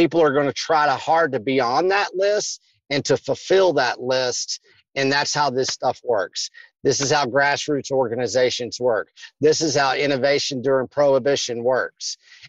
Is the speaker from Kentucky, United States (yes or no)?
yes; Kentucky, United States; But what I did is I grew up in Kentucky.